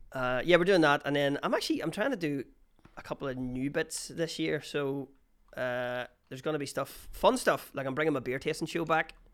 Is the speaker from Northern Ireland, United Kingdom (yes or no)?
yes; Armagh, Northern Ireland, United Kingdom; I play in a team that's in Down, but I'm from Armagh